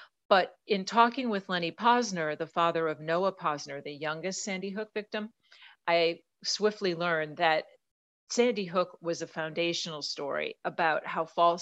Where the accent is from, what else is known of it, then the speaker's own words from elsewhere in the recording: Mendota, Illinois, United States; moved away; I actually spent a bunch of years growing up in Mendota, Illinois